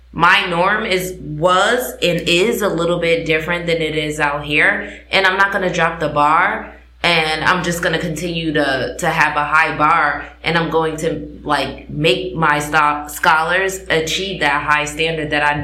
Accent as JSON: {"language": "English", "region": "East Coast", "country": "United States", "said": "I am from the East Coast and our"}